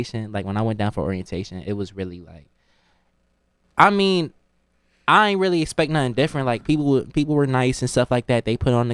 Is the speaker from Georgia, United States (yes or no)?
no; New Haven, Connecticut, United States; moved away as an adult; also born or lived in Washington, D.C.; I'm coming from New Haven, Connecticut